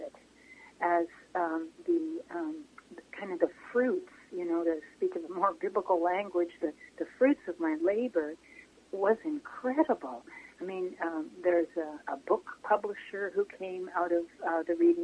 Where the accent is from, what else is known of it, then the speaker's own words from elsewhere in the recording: Vancouver Island, British Columbia, Canada; moved away as an adult; also born or lived in London, Ontario; I grew up on Vancouver Island.